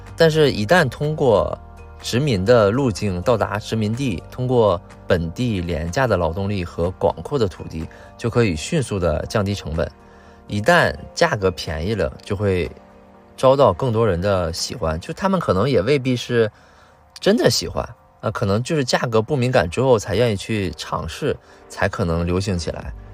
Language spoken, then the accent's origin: Chinese; China; 我们中国人